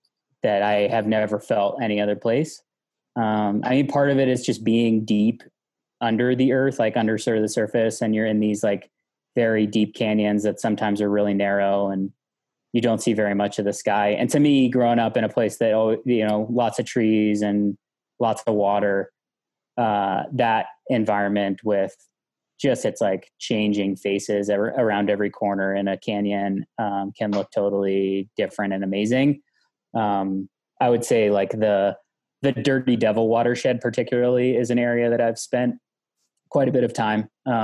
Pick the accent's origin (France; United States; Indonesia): United States; West Virginia; moved away; I grew up in West Virginia